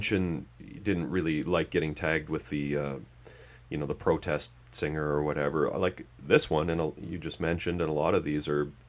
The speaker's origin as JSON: {"language": "English", "country": "Canada", "tie": "born or raised there", "said": "I grew up up here in Canada in a town of 3,000 people with a pulp and paper mill"}